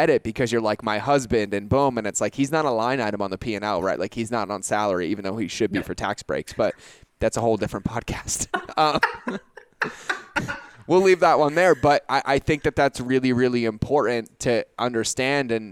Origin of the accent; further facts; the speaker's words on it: Boston, Massachusetts, United States; moved away as an adult; I grew up in Boston, right? So like, I can go hoopak the cod, like it's all there. But when I joined the military, I left Boston and went to South Carolina.